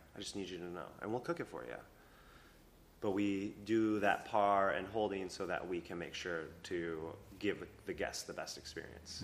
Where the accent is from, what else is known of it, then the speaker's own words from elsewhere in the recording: Minnesota, United States; also born or lived in Anchorage, Alaska; now in Asheville, United States; I'm from, I grew up in Minnesota